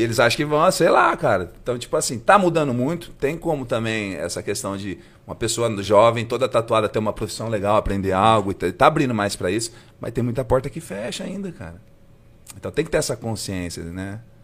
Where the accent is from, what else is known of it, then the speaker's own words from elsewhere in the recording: Assis, São Paulo, Brazil; moved away as an adult; also born or lived in Bauru; now in São José do Rio Preto, Brazil; eu sou de Assis, né? Morei lá até os 18 e fui estudar em Bauru, né?